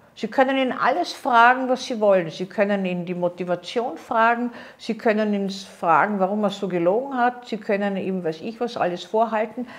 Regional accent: Austria; bei uns in Österreich

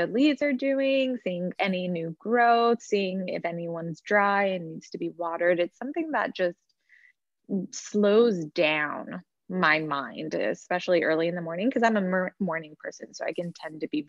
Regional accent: Dallas, Texas, United States; moved away as an adult; also born or lived in Boston; I'm originally from Dallas and I went to Boston University

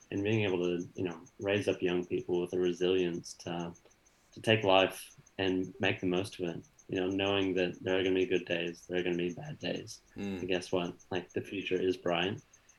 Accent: United States; moved away; at least my experience in growing up in America was all about, you know, the fast takeaway

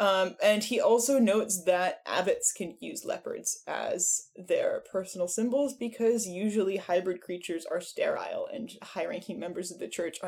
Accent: Berlin, Germany; I'm from Berlin.

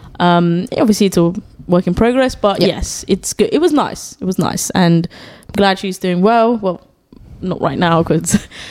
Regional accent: Germany; born there; But then because I was speaking English, because I was born in Germany, guys, fun fact.

